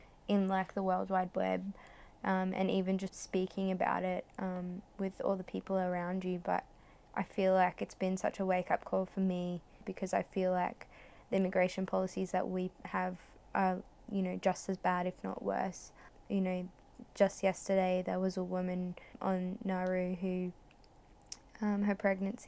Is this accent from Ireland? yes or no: no; Australia; a proud Australian